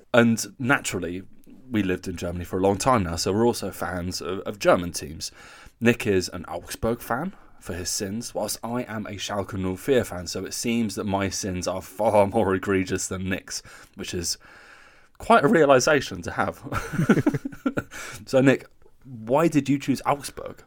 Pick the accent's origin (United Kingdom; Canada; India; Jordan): United Kingdom; Newcastle, North East England; growing up in Newcastle